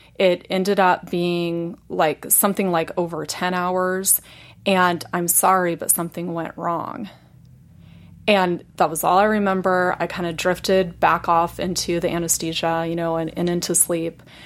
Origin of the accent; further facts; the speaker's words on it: Indiana, United States; moved away; I was born and raised in Indiana